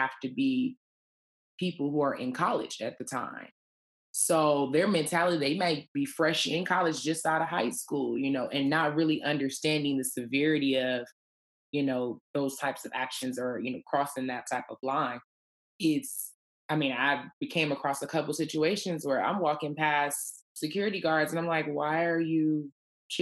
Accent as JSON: {"language": "English", "town": "Detroit", "region": "Michigan", "country": "United States", "tie": "born or raised there", "said": "I grew up in Detroit"}